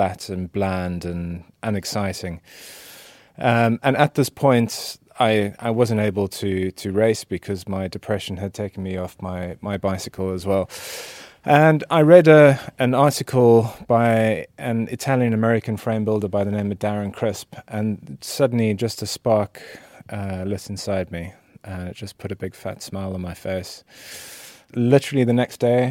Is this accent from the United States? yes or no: no; South Africa; now in United Kingdom; I'm originally South African